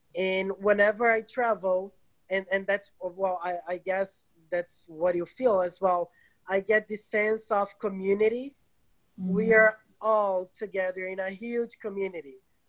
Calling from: Rio de Janeiro, Brazil; I'm speaking from Rio de Janeiro, Brazil.

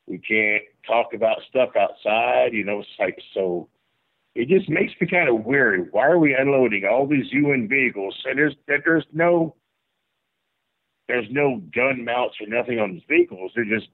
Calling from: Jacksonville, Florida, United States; I'm calling from Northeast Florida in Jacksonville, Florida.

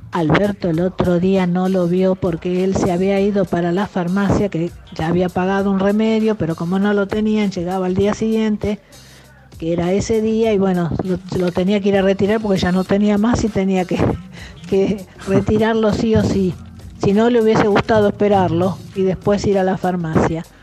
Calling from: Villa Urquiza, Buenos Aires, Argentina; estamos acá paseando a mi perrita que se llama Reina

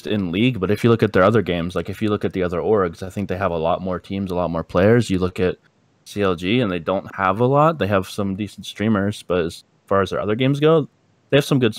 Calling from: Atlanta, Georgia, United States; Calling from Atlanta, Georgia.

